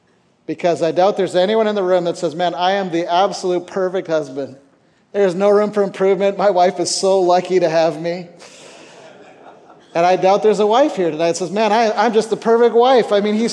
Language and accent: English; Minnesota, United States; born there; moved away as an adult; also born or lived in Canada; So I was born in Minnesota.